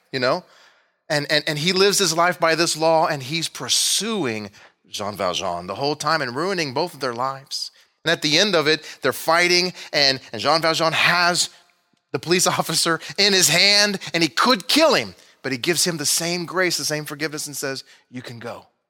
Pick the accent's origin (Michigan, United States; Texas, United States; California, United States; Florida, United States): Texas, United States; moved away as an adult; now in Missouri, United States; I was from Texas, I hardly ever saw snow. But then I moved here